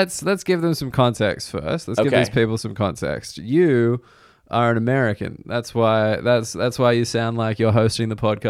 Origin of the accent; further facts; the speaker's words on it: Australia; now in United Kingdom; as an Australian